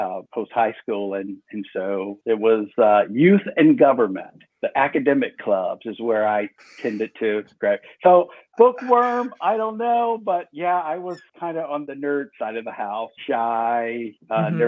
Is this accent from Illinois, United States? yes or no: yes; Chicago, Illinois, United States; I'm from Chicago.